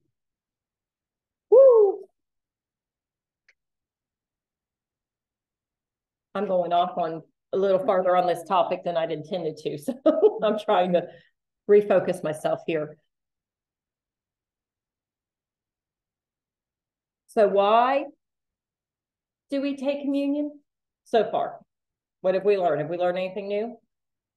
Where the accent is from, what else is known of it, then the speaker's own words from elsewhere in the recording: the North, United States; moved away; I'm that overeducated Yankee, okay? Because I have higher education degrees and I'm from the North